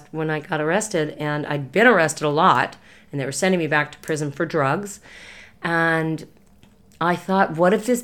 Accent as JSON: {"language": "English", "town": "Los Angeles", "region": "California", "country": "United States", "tie": "born or raised there", "said": "I was raised in the Hollywood Hills"}